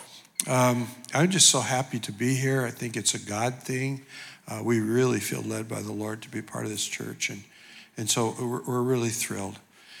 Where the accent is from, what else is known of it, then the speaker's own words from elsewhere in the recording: Portland, Oregon, United States; also born or lived in Hawaii; now in Los Angeles, United States; I grew up in Portland, Oregon